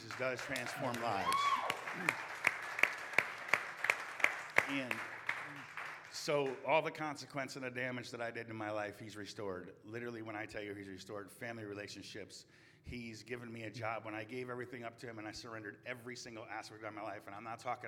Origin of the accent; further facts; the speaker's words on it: New Haven, Connecticut, United States; moved away as an adult; now in Raleigh, United States; I'm from New Haven, Connecticut